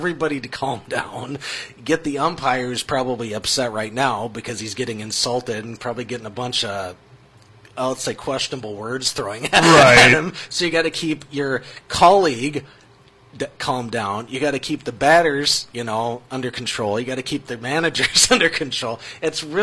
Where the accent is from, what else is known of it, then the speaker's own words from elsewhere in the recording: Minnesota, United States; my hometown team